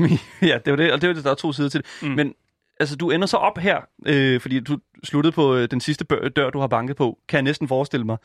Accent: Horsens, Central Denmark Region, Denmark; jeg er fra Horsens, så det er sådan, lidt, det er sådan lige oh. i det område

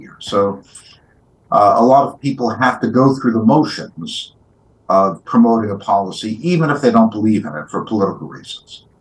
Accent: United States; as American

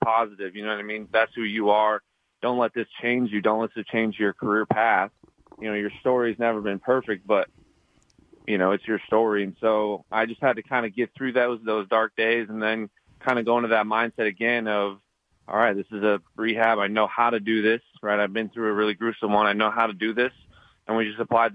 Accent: Montana, United States; I'm from Montana

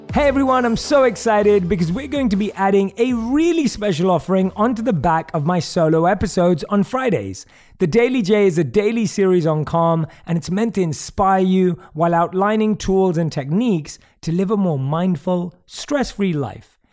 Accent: London, United Kingdom; born or raised there

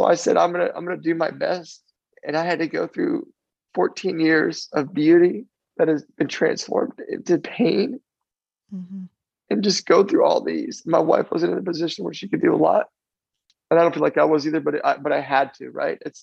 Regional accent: Florida, United States; also born or lived in New Jersey; I was born in New Jersey and raised in Florida

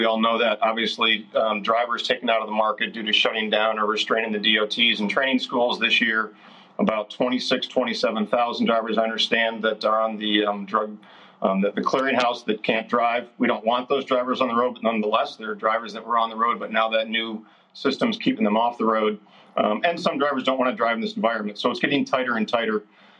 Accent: Iowa, United States; Hey, well, I'm an Iowan, but, you know, I'm over in Wisconsin today

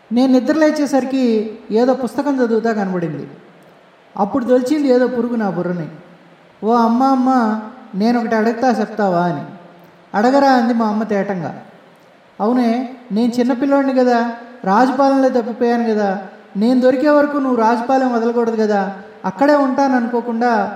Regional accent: Nellore district, Andhra Pradesh, India; moved away; also born or lived in Tamil Nadu; నెల్లూరు నుండి మా ఊరు వెళ్ళే బస్సు ఉంది

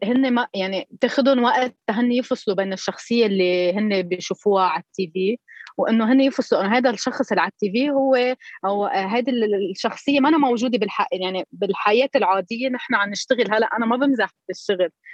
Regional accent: Koura, North Governorate, Lebanon; accent: Koura dialect; هيدي هي اللهجه الاساس تبع اهل الكوره

